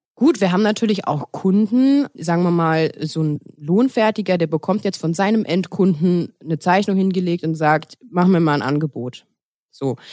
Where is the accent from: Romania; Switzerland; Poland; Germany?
Germany; Westerwald, Rhineland-Palatinate; moved away; also born or lived in Cologne; Ursprünglich komme ich aus dem Westerwald